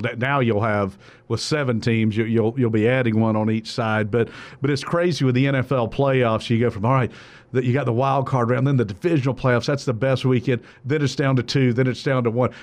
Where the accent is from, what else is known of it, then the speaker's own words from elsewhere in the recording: South Georgia, United States; growing up in South Georgia